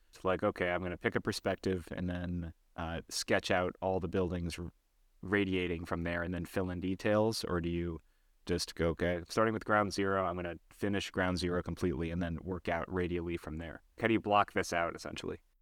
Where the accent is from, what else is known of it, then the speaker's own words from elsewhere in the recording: California, United States; now in New York, United States; I'm from California and I live in New York now